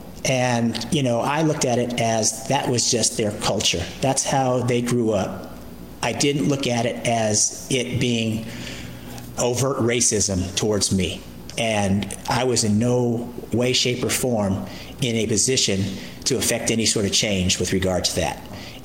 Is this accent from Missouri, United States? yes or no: no; California, United States; I came from the West Coast, the Bay Area specifically, to come to the Southeast, to the Bible Belt